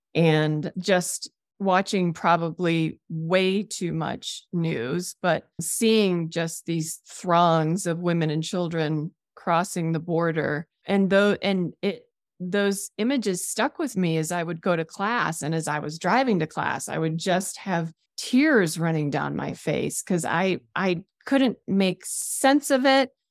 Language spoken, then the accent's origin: English; Rockford, Illinois, United States; moved away as an adult; now in Jackson Hole, United States; I was born in the Midwest in Illinois. in a town called Rockford, Illinois